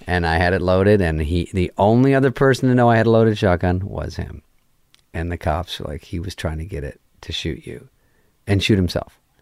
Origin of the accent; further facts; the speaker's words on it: Arizona, United States; moved away; I'm from Arizona